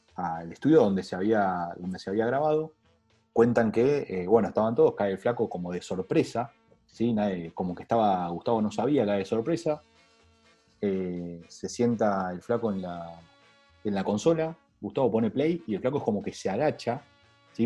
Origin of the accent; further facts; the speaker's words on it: Argentina; necesitamos como argentinos